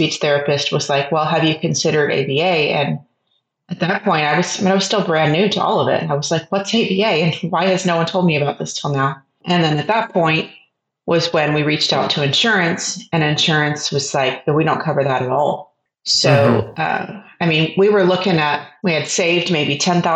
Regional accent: San Antonio, Texas, United States; moved away as an adult; now in Austin, United States; I am originally from San Antonio, Texas, and have lived in the Austin area for about 20 years

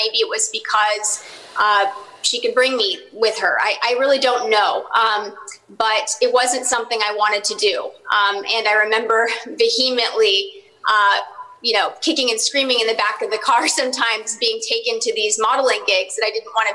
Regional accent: Dallas, Texas, United States; my hometown of Dallas, Texas

